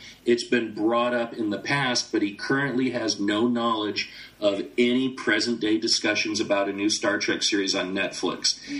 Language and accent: English; United States; as an American